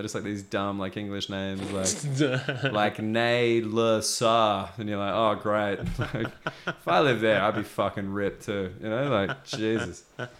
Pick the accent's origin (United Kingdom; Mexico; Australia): Australia; moved away